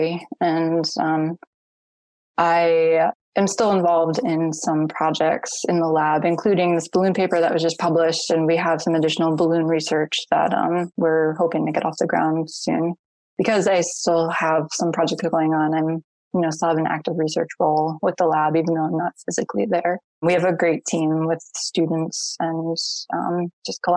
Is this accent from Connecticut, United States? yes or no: yes; Connecticut, United States; moved away; also born or lived in Rhode Island / Hawaii; I'm actually from the East Coast of the United States, a little state called Connecticut, which is pretty much the space between Boston and New York. But yeah, I grew up in the middle of the woods